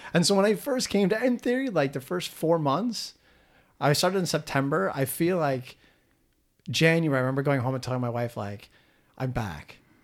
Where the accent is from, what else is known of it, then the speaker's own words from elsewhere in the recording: Minnesota, United States; also born or lived in South Korea; Minnesotans are much more similar to Canadians than we are